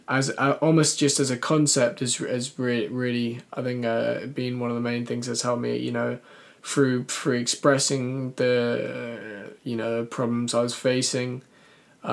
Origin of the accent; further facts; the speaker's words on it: London, United Kingdom; I'm from South London